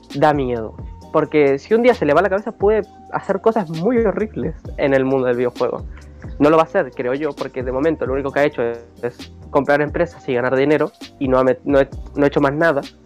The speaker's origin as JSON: {"language": "Spanish", "region": "Buenos Aires", "country": "Argentina", "said": "yo soy de Buenos Aires"}